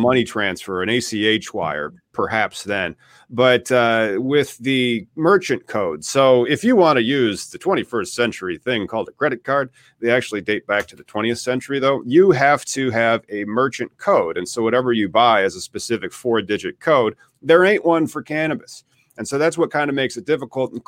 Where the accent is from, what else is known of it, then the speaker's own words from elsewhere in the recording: Peoria, Illinois, United States; I am from Peoria, Illinois